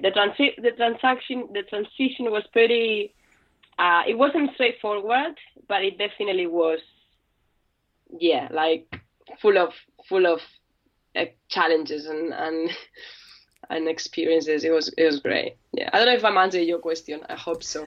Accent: Spain; moved away as an adult; now in London, United Kingdom; I'm from Spain, España, and I came to London eight years ago

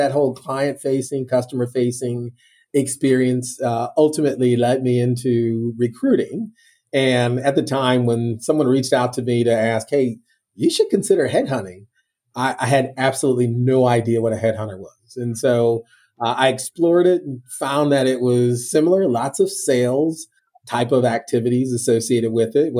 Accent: Northern Illinois, United States; moved away as an adult; also born or lived in Mobile, Alabama / New Brunswick, New Jersey; now in South Florida, United States; I was born and raised in Northern Illinois and currently reside here in South Florida

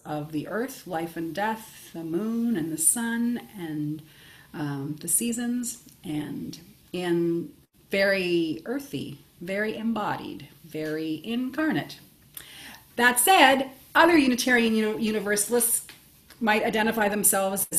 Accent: Nova Scotia, Canada; moved away as an adult; also born or lived in Ontario; I'm originally from Nova Scotia

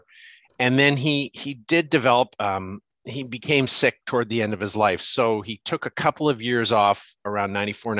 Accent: Canada; also born or lived in South Africa; now in New York, United States; I'm Canadian

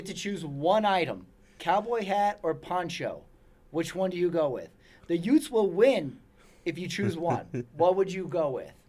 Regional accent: El Paso, Texas, United States; Sun Bowl is where I grew up, is why I say, in my hometown.

